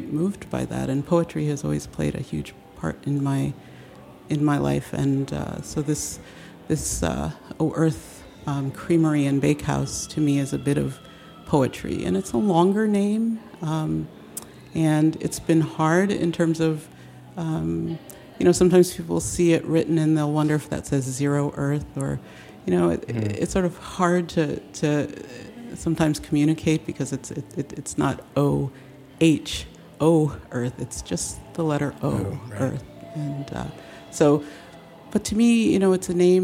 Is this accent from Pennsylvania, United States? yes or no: no; upstate New York, United States; also born or lived in Denver; now in Washington, D.C., United States; I am originally from New York, upstate New York. Was where I was raised